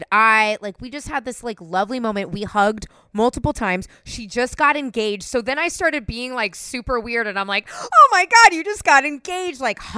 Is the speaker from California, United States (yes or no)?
yes; San Francisco, California, United States; I'm born and raised in San Francisco